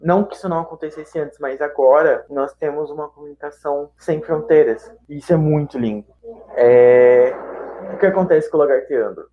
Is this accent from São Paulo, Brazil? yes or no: yes; São Paulo, Brazil; eu sou de São Paulo